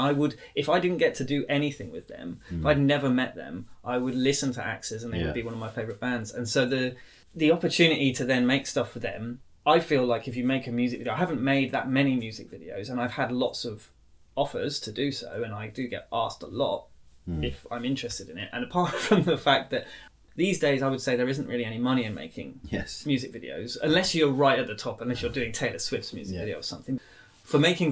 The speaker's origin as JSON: {"language": "English", "town": "Norwich", "region": "East of England", "country": "United Kingdom", "tie": "born or raised there", "also_born_or_lived": "Doncaster", "said": "I was born in Doncaster. But was raised mainly in Norwich."}